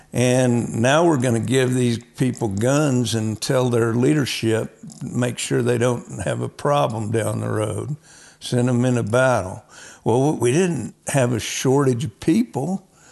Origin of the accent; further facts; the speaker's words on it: Oklahoma, United States; I was raised in Oklahoma